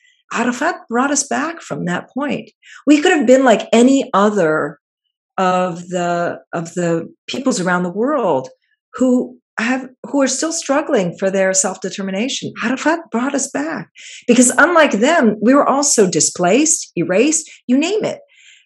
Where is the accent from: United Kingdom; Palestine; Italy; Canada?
Palestine; somebody was asking me, where are you from? And I said, Palestine.